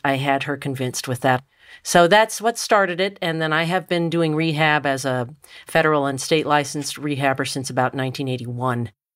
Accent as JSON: {"language": "English", "town": "Richmond", "region": "Virginia", "country": "United States", "tie": "born or raised there", "moved": "yes", "lives_now": "Ohio, United States", "said": "I grew up in Richmond, Virginia"}